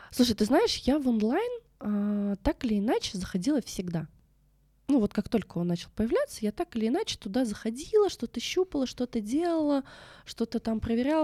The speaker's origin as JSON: {"language": "Russian", "country": "Russia", "tie": "born or raised there", "said": "я вообще родом с Байкала, а это такой шаманский край"}